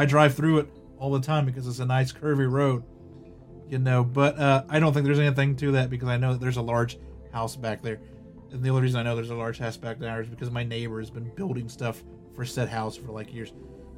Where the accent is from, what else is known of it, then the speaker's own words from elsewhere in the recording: Utah, United States; Kay's Cross is the stuff of legend where I grew up in Davis County.